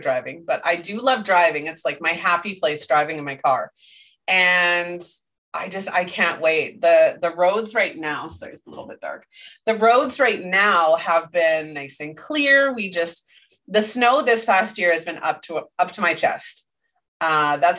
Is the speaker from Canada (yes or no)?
yes; Canada; I'm Canadian